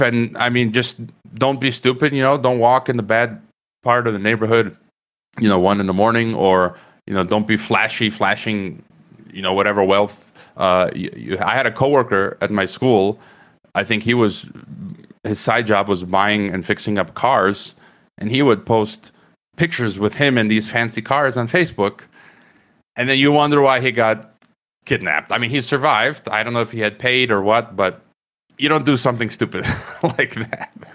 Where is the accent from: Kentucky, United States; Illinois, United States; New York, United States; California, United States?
Illinois, United States; Chicago; moved away as an adult; also born or lived in Croatia; now in Mexico; I was born in Chicago, so I'm a Chicagoan